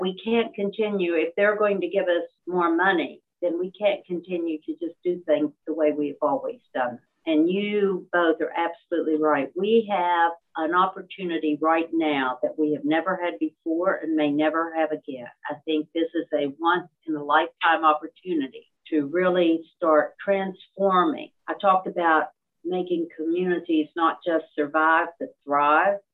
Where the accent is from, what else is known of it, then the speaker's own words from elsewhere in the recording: Beckley, West Virginia, United States; also born or lived in Fairmont, West Virginia; I grew up in Beckley.